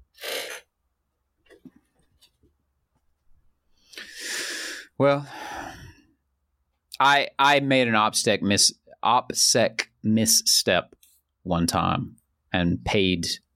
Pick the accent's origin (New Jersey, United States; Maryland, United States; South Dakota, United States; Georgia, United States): Georgia, United States; Central; moved away as an adult; now in China; I'm from Central Georgia.